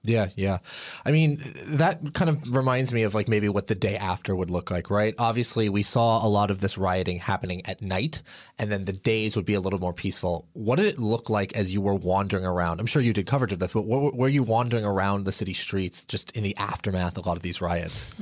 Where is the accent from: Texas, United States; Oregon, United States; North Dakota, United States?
Oregon, United States; Portland; I am from Portland, Oregon